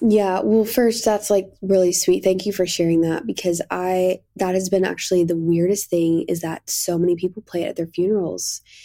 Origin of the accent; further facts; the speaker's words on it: Kentucky, United States; I grew up in Kentucky